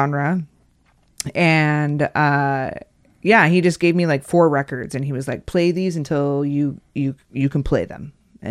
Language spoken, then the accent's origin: English; Casper, Wyoming, United States; Casper, Wyoming.